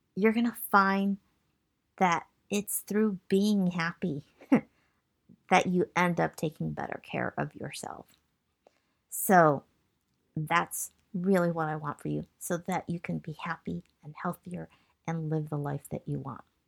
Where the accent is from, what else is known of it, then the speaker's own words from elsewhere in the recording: Michigan, United States; moved away as an adult; also born or lived in Massachusetts / San Francisco Bay Area; I was born in Massachusetts, and I grew up in Michigan